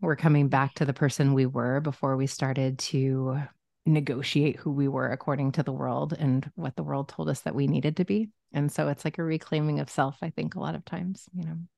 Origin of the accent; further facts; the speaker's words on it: Omaha, Nebraska, United States; now in Los Angeles, United States; I grew up in Omaha, Nebraska